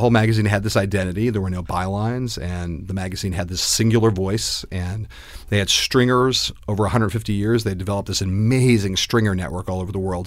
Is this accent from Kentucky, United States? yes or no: no; Los Angeles, California, United States; moved away as an adult; I grew up in Los Angeles, California